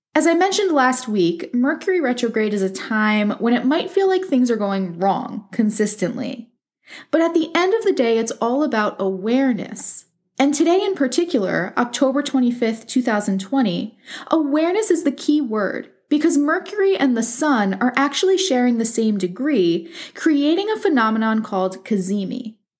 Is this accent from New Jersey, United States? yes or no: yes; near Passaic, New Jersey, United States; near Passaic, New Jersey, very close to my hometown